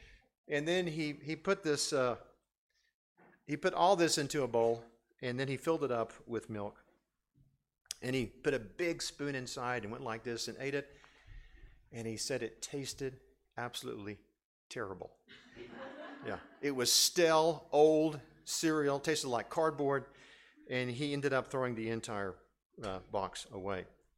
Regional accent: Lomé, Maritime, Togo; I grew up in West Africa, and I've told you this many times where I grew up. Grew up in a city now called Lomé, Togo. In West Africa, it's a small country.

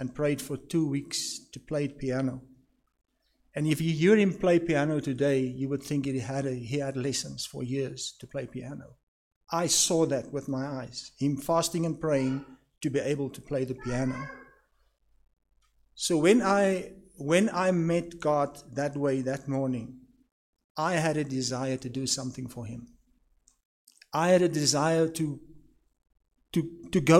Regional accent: Swakopmund, Erongo, Namibia; also born or lived in Walvis Bay; I grew up in Swakop. I was born in Walvis Bay

